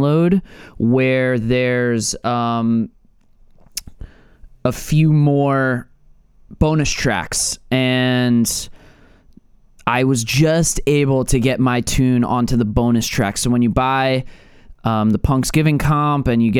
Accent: United States; also born or lived in New York; now in Philadelphia, United States; growing up in New York and Philly

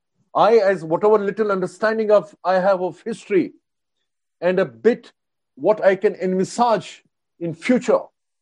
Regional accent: India; But as an Indian, for me, my nation is more important.

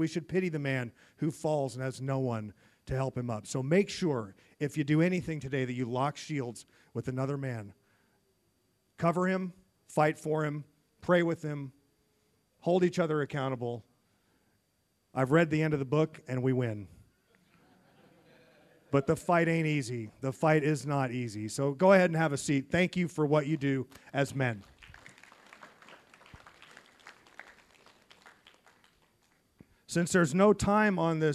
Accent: United States; I'm from the United States

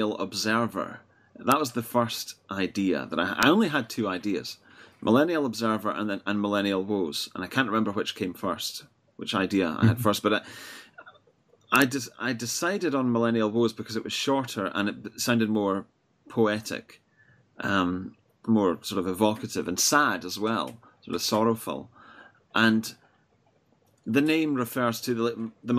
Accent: Edinburgh, Scotland, United Kingdom; I'm from Scotland, Edinburgh

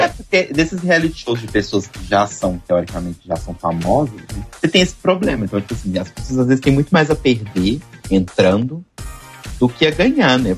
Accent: Belo Horizonte, Minas Gerais, Brazil; sou de Belo Horizonte

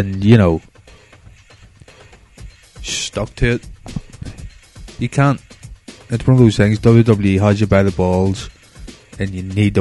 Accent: Northern Ireland, United Kingdom; I'm from Northern Ireland

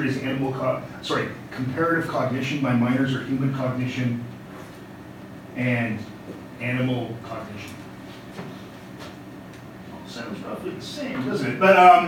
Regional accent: Canada; That wasn't just me doing that because I'm Canadian.

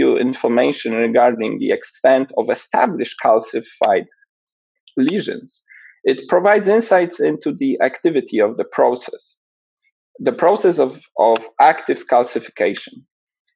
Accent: Poland; moved away as an adult; also born or lived in Edinburgh / Los Angeles; I was born and raised in Poland

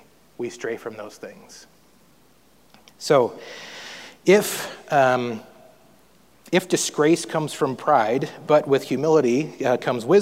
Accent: North Dakota, United States; I grew up in North Dakota, so we had a lot of snow for a long time every year

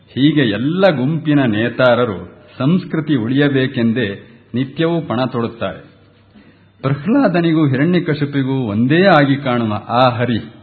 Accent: Kateel, Karnataka, India; ನಮ್ಮ ದಕ್ಷಿಣ ಕನ್ನಡ ನಾನು ಹೇಳ್ತೇನೆ ಕಟೀಲ್ನವನು

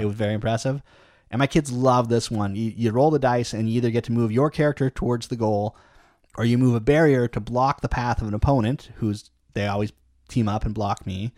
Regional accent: Canada; you and me, we're Canadian

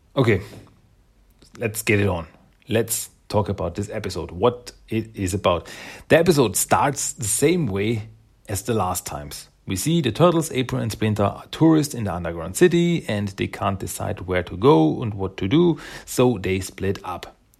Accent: Austria; English is a second language; I'm from Austria, in Europe

